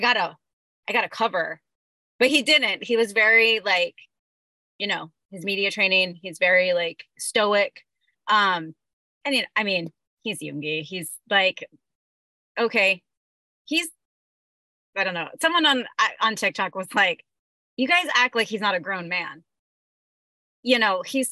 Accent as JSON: {"language": "English", "country": "United States", "said": "I'm American and I live in that America, under that American lens"}